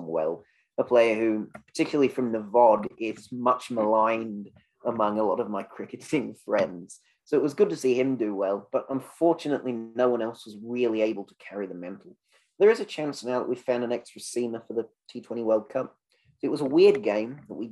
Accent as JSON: {"language": "English", "region": "England", "country": "United Kingdom", "said": "I'm always the English voice on here"}